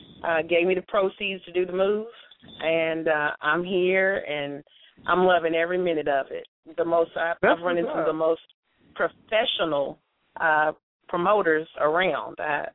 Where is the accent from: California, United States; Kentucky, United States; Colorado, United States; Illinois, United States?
Kentucky, United States; Louisville; moved away as an adult; now in Atlanta, United States; I'm from Louisville, Kentucky.